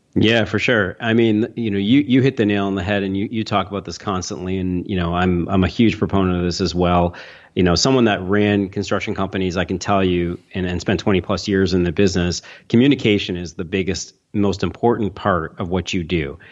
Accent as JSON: {"language": "English", "town": "Toronto", "region": "Ontario", "country": "Canada", "said": "I'm from Toronto, Canada"}